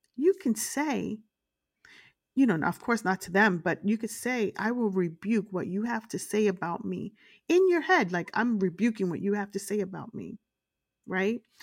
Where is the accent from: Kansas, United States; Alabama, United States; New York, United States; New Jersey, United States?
New York, United States; Brooklyn; I grew up in, uh, the streets of Brooklyn, uh, in a very rough neighborhood